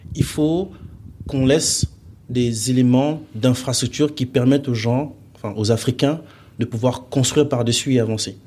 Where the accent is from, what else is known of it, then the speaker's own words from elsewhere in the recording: Gabon; moved away; also born or lived in Mali; je suis né là-bas, que j'ai grandi là-bas